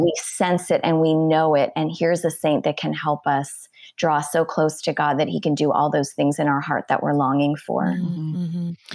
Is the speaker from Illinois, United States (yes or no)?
no; Wisconsin, United States; moved away; I'm originally from Wisconsin